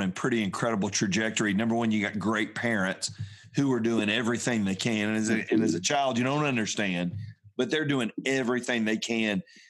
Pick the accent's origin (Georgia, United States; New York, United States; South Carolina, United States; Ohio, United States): Georgia, United States; Atlanta; I grew up in Atlanta too, down on the South Side.